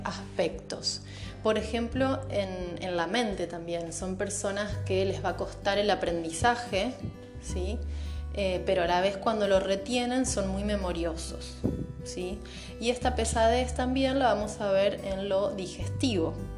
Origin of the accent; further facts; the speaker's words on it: Santa Fe, Argentina; soy de Santa Fe, capital, Argentina